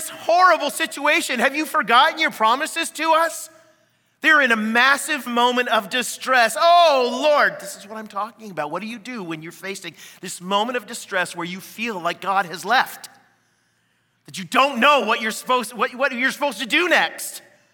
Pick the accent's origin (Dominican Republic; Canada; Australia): Canada; now in United States; I'm Canadian